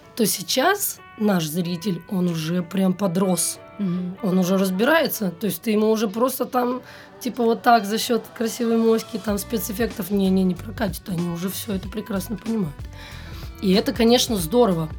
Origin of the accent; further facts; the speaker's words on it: Novosibirsk, Novosibirsk Oblast, Russia; moved away as an adult; now in Moscow, Russia; из Новосибирска